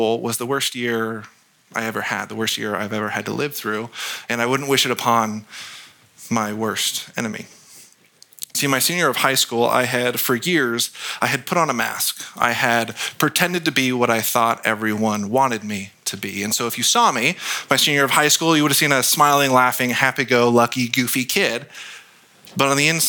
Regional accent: Gilroy, California, United States; I was born and raised in Gilroy, so just down the street

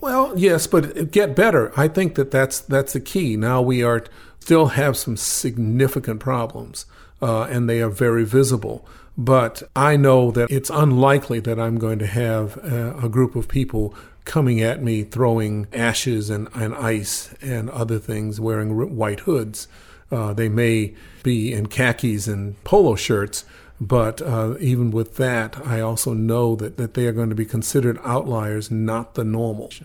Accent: Atlanta, Georgia, United States; also born or lived in Baton Rouge, Louisiana; now in Oregon, United States; when I was in elementary school in Atlanta

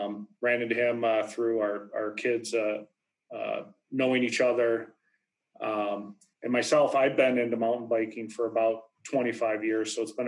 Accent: Wisconsin, United States; moved away as an adult; also born or lived in Minnesota / East Coast; now in Minneapolis, United States; So I grew up in Wisconsin, and my mother actually bought a resort when I was 17, so in 1987, up in Hayward, Wisconsin

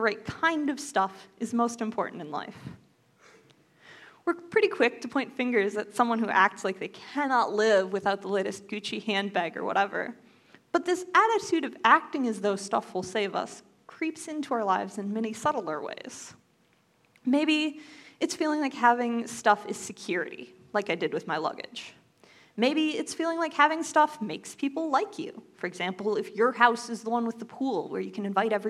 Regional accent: United States; as an American, I had so ridiculously much

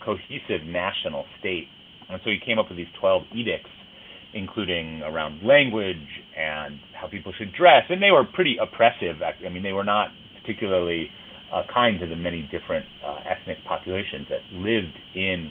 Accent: Minneapolis, Minnesota, United States; now in Chicago, United States; I grew up in Minneapolis in Minnesota.

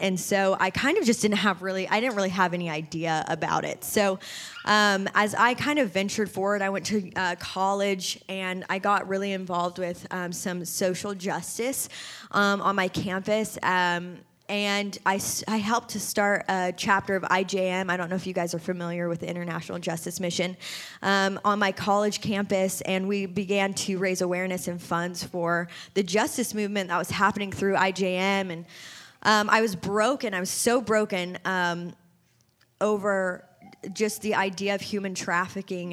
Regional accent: Nashville, Tennessee, United States; moved away as an adult; also born or lived in California; born and raised here in Nashville, Tennessee

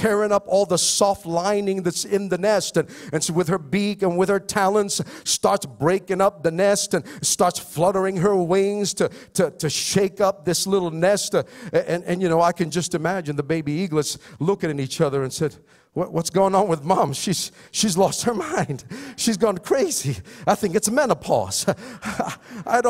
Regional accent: Philippines; I'm Filipino

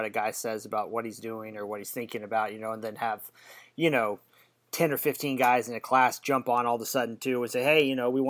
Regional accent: Tulsa, Oklahoma, United States; moved away; I'm from Tulsa originally

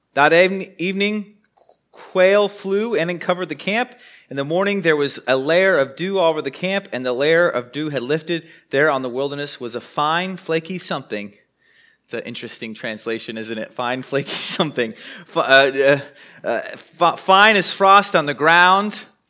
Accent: United States; also born or lived in Wichita, Kansas; as an American

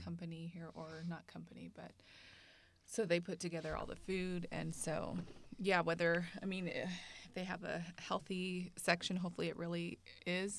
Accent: Bay Area, California, United States; also born or lived in Central Valley, California; Grew up in the Bay Area

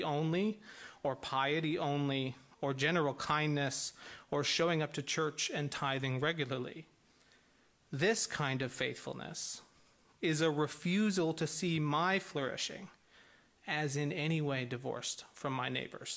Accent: Midwest, United States; I'm from the Midwest

